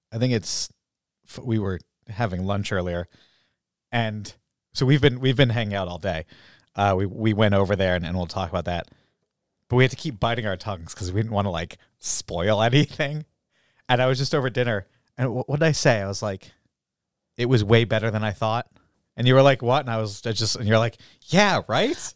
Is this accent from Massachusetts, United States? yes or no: yes; Groton, Massachusetts, United States; I was from Groton